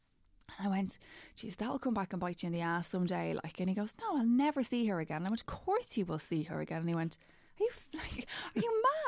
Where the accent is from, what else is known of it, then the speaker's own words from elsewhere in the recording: Templeogue, County Dublin, Ireland; I'm from Temple Oak and I've never lived more than probably a kilometre from Temple Oak.